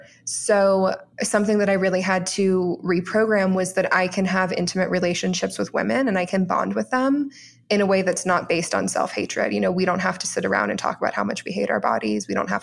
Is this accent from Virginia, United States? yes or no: no; Orlando, Florida, United States; also born or lived in Brazil; So I grew up in Orlando, Florida, which was really magical. We went to Disney World, pretty much every week, at least once a week. We went to the beach every week. We had a boat. And my mother is Brazilian. I'm a Brazilian citizen.